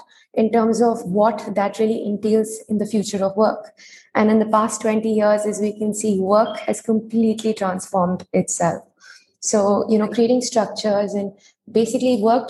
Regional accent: Delhi, India; I was born and brought up in Delhi.

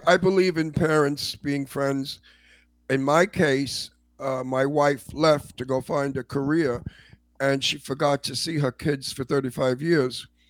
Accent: New York City, New York, United States; now in Palm Springs, United States; I'm from Brooklyn

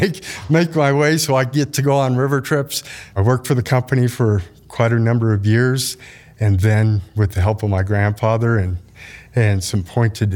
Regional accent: Denver, Colorado, United States; now in Craig, United States; I grew up in the Denver area

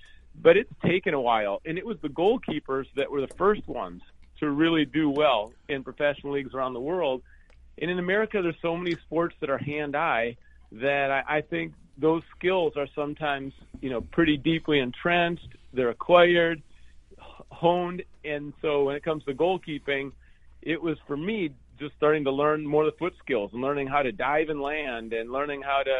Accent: Minnesota, United States; also born or lived in Iowa / California; now in Seattle, United States; I grew up in Minnesota, and my parents got divorced when I was seven

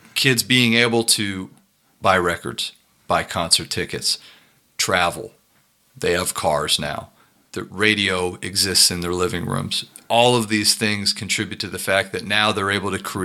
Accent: Youngstown, Ohio, United States; where I grew up in Youngstown

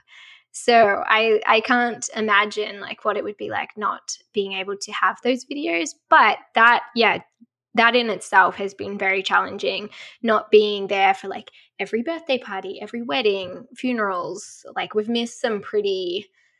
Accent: Australia; accent: Australian; moved away as an adult; also born or lived in Colorado, United States; now in Seattle, United States; growing up in Australia

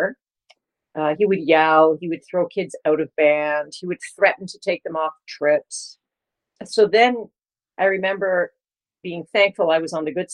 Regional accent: Markham, Ontario, Canada; also born or lived in Kingston, Ontario; I was born in Kingston, Ontario. I grew up in Markham, Ontario.

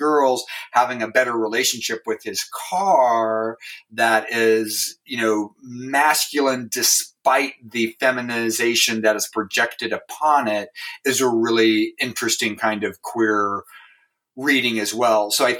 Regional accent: Pacific Northwest, United States; And you know, I grew up in the Pacific Northwest, so there was a lot of hunting, and there was a lot of, you know, deer carcasses

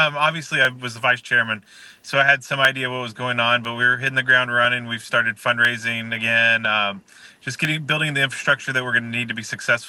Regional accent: Tallahassee, Florida, United States; I luckily, because I'm from Tallahassee and in that infrastructure, that I'm able to work with the elected officials.

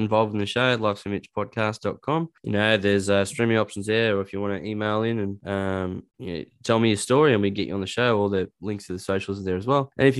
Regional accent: Newcastle, New South Wales, Australia; also born or lived in Dubbo; No, I'm a Dubbo boy. {S2} Oh, okay. Wow. {S1} And the reason I got, I grew up in Newcastle

